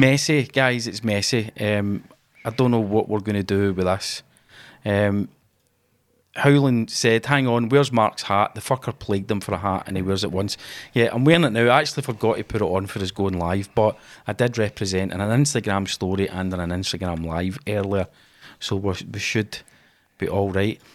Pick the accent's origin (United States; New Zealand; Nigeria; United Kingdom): United Kingdom; Glasgow, Scotland; we're Scottish guys. We're both from Glasgow